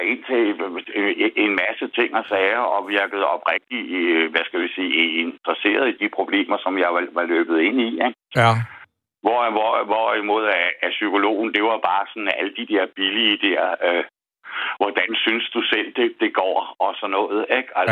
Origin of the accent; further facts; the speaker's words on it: Birkerød, Capital Region of Denmark, Denmark; now in Hillerød, Denmark; jeg er født og opvokset i Birkerød, men jeg bor i Hillerød nu